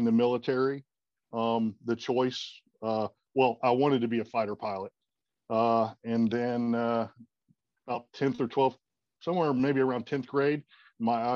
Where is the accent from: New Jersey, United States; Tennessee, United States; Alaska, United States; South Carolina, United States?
South Carolina, United States; I grew up in South Carolina, went to school, joined the Army, did that for a little over 20 years